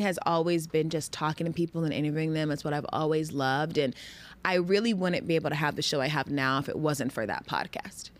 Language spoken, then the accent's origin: English; Georgia, United States; moved away as an adult; I lived in Georgia since I was six until I went off to college